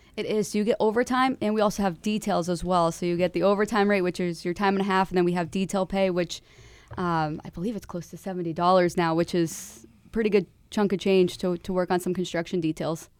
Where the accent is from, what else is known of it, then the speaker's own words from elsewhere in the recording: Manchester, New Hampshire, United States; I'm from Manchester